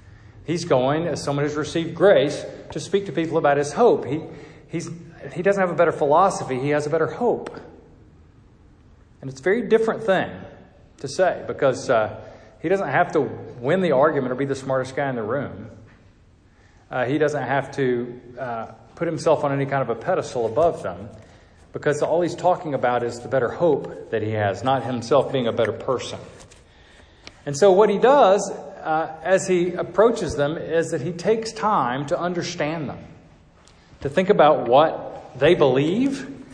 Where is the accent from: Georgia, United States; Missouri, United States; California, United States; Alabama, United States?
Georgia, United States; Atlanta; I'm from Atlanta